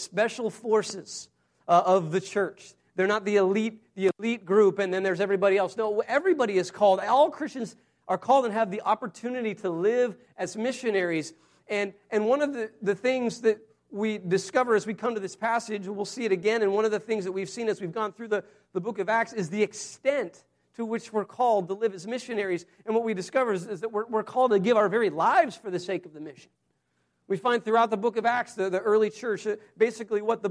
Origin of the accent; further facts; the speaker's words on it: Wyoming, United States; I grew up in Wyoming